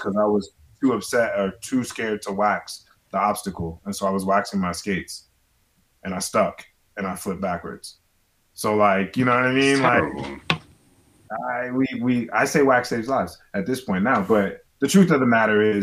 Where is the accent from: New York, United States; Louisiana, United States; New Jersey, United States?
New York, United States; I grew up in New York in the 90s